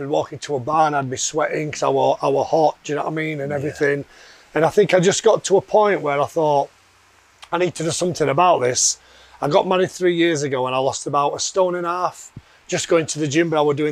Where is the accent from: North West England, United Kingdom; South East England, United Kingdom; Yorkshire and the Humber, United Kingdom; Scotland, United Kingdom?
Yorkshire and the Humber, United Kingdom; I'm from Yorkshire originally, which you can probably tell by the accent. Brought up by a working class family in a working class town